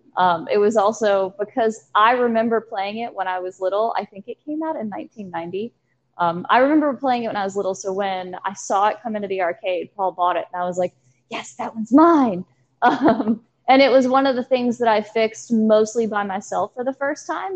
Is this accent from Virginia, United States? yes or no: yes; Danville, Virginia, United States; now in Charlottesville, United States; I am from Danville, Virginia, which is two and a half hours south of where we are in Charlottesville, Virginia.